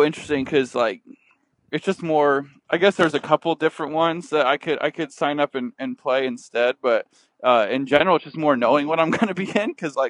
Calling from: Burlingame, California, United States; We are in Burlingame, San Francisco.

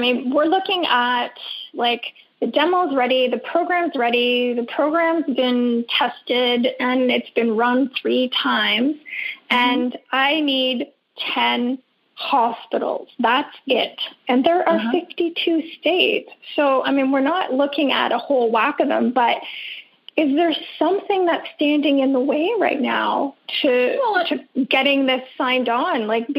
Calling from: British Columbia, Canada; I'm calling from Vancouver Island in Canada.

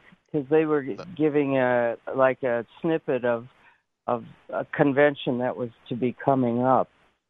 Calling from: New Berlin, Wisconsin, United States; New Berlin, Wisconsin.

